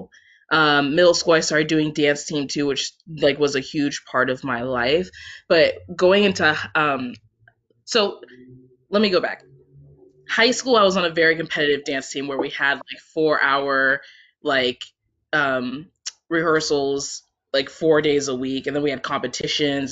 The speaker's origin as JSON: {"language": "English", "region": "Washington", "country": "United States", "also_born_or_lived": "Syracuse, New York", "moved": "as an adult", "said": "I'm from Washington State originally."}